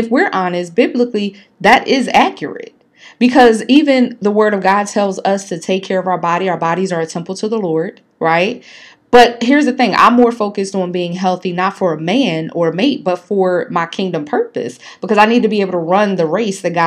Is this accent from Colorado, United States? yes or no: no; Philadelphia, Pennsylvania, United States; me growing up in North Philly